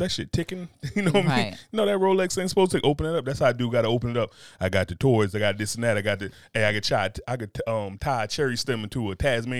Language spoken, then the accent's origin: English; United States; I'm American.